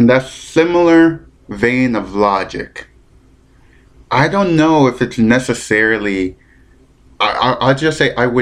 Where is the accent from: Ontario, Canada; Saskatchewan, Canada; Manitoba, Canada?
Ontario, Canada; London; moved away; I'm in London, Ontario, my hometown